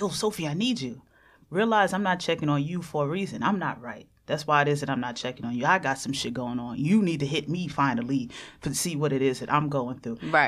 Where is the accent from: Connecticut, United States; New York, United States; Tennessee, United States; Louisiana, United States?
New York, United States; New York City; Me growing up in Jamaica, Queens